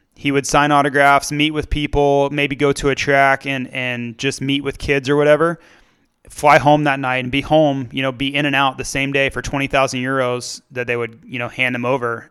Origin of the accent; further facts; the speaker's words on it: United States; being an American by myself in my thirties